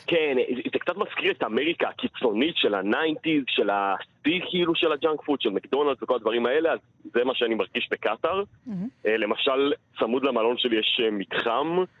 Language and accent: Hebrew; Israel; בתור ישראלי פה